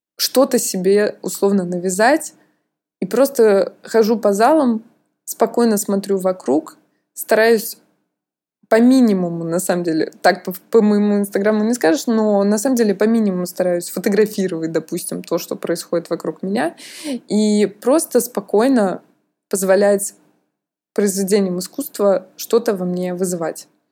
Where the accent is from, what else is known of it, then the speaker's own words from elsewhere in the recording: Russia; now in France; как у русского человека